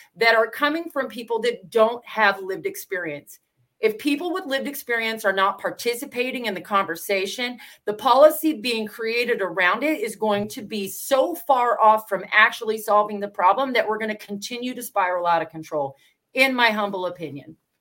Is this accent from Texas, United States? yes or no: no; Washington, United States; I'm from Washington State